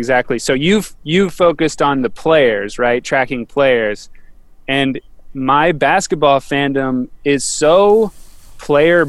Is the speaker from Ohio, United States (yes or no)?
yes; Dayton, Ohio, United States; I grew up in Dayton, Ohio